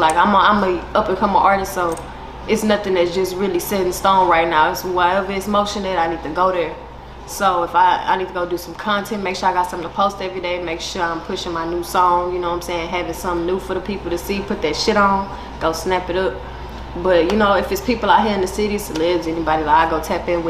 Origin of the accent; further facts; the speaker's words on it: Houston, Texas, United States; also born or lived in Conroe, Texas; I'm from the north side, Houston, Texas, born and raised.